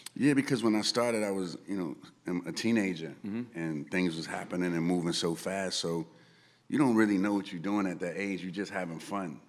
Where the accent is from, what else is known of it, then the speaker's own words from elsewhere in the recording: New York City, New York, United States; growing up in the Bronx